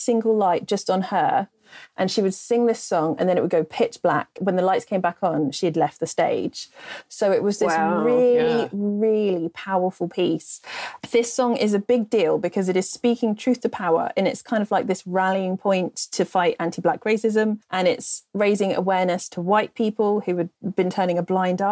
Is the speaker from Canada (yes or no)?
no; England, United Kingdom; accent: repressed English; my repressed English accent